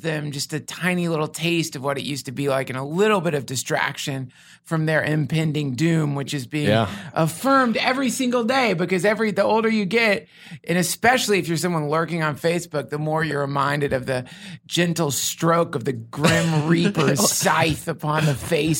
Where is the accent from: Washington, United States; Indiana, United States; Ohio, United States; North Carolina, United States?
North Carolina, United States; Asheville; I came from Asheville, North Carolina.